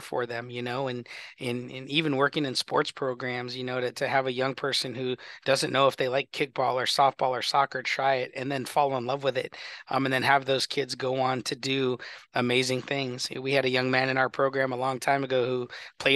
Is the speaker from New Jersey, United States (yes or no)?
no; Glendale, Arizona, United States; I grew up in Glendale, so Glendale is very personal to me.